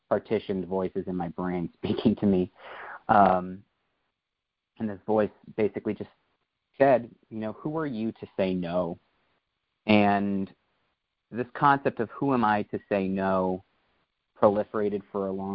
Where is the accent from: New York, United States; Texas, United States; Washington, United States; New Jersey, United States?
New York, United States; I hail from New York, but I'm actually in a town just outside of Philadelphia right now